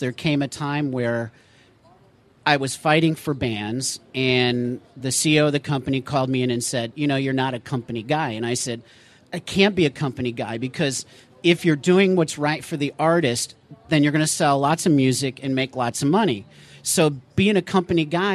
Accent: Chicago, Illinois, United States; moved away

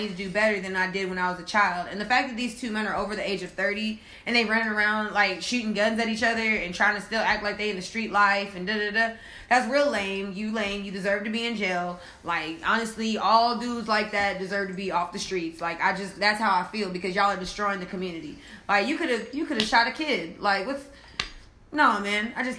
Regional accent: Midwest, United States; Where I'm from the Midwest, so I probably don't sound like it because I don't really speak that way very often, but there are still certain words.

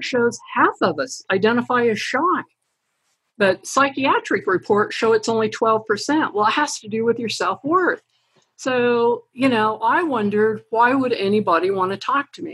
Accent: Idaho, United States; moved away; also born or lived in Utah; I grew up in Idaho

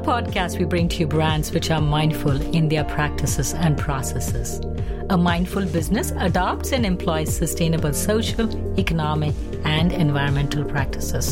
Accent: South India, India; I was born and raised in India

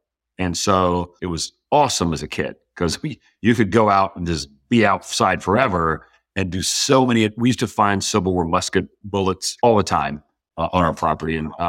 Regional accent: Georgia, United States; So parents got divorced in an early age, and that's a challenge for anybody. I was 5 years old. But where I grew up was

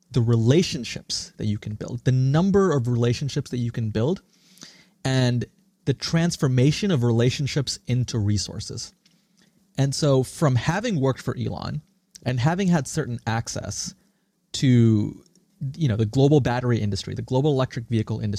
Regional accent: Singapore; also born or lived in India; now in United States; And tracing back my roots, I was born in India, I grew up in Singapore, and I came to the US 20 years ago, much like many immigrants do.

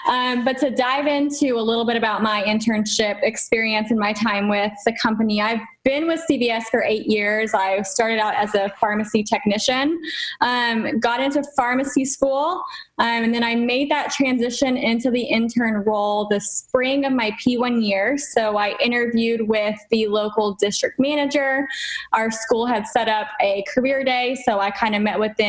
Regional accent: Texas, United States; moved away as an adult; also born or lived in Tennessee; now in Florida, United States; I was born and raised in Texas

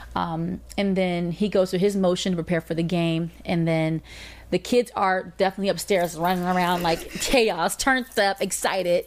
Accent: Atlanta, Georgia, United States; I'm from Atlanta

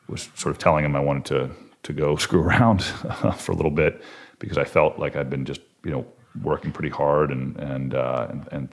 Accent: College Park, Maryland, United States; also born or lived in Washington, D.C. / Maine; I grew up in Washington, D.C. and in College Park, Maryland

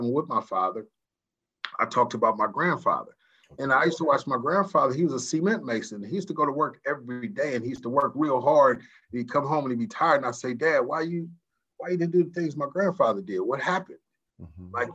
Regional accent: San Francisco, California, United States; I was born in San Francisco, California, in the Hunters Point area

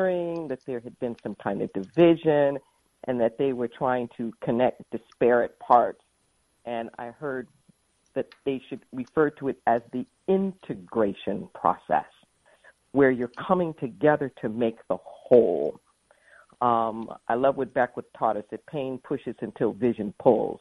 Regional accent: Los Angeles, California, United States; moved away as an adult; now in Santa Cruz, United States; I was raised in the Los Angeles area

